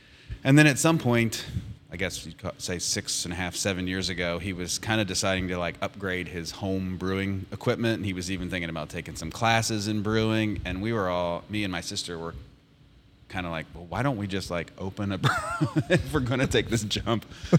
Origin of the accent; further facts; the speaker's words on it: Reesville, West Virginia, United States; I'm from Reesville, the hometown where the brewery is.